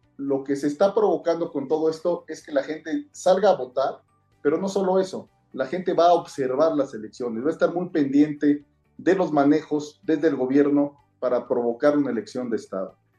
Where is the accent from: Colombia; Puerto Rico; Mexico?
Mexico; hay que quedarnos como mexicanos